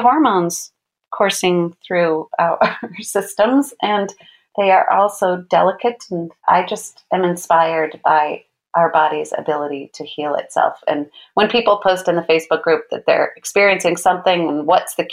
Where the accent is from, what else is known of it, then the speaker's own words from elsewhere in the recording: New York City, New York, United States; being a New Yorker